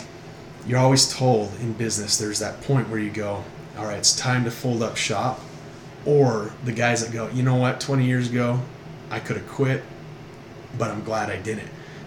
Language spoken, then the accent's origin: English; Texas, United States; It's just that, hey, we're from Texas. Everything's bigger, better in Texas.